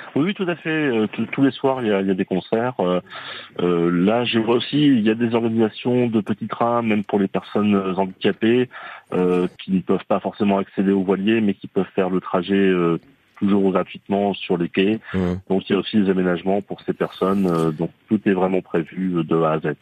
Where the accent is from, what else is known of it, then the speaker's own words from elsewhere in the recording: Normandy, France; moved away as an adult; also born or lived in Alsace; now in Rouen, France; je suis un pur normand. J'ai été 30 ans en Alsace